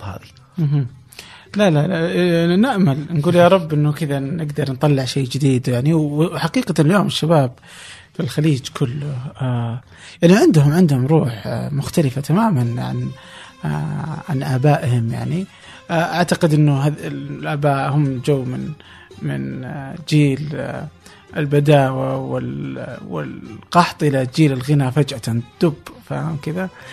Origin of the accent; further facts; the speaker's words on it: Saudi Arabia; عندنا في السعودية